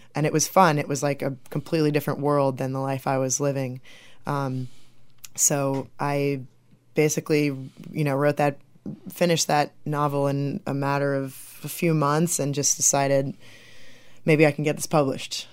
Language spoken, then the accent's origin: English; Bridgman, Michigan, United States; also born or lived in St. Joseph, Michigan / Maryland / Chicago, Illinois; I'm originally from Bridgman, Michigan